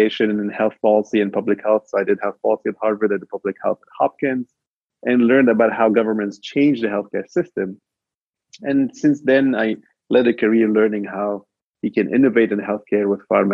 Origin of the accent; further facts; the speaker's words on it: Lebanon; I was actually born in Lebanon during the war over there. And for those of you know, it was a little bit of war that divided the country. And you know, minority Christian, and it was always difficult growing up in that region